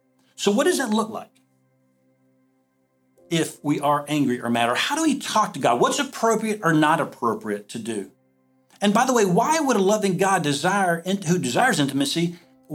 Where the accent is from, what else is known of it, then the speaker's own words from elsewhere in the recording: the South, United States; moved away as an adult; now in Iowa, United States; I'm from the South